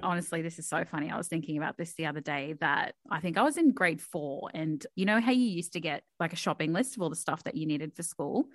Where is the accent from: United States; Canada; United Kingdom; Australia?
Australia; Townsville, Queensland; English is a second language; moved away as an adult; I moved down from Townsville, for anyone who knows where Townsville is. And I moved down about eight years ago now